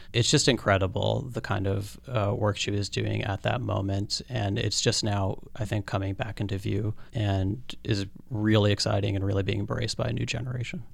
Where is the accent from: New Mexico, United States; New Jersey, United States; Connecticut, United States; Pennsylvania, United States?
Pennsylvania, United States; the Poconos, Northeast; now in New York, United States; I grew up in Northeast Pennsylvania, in the Poconos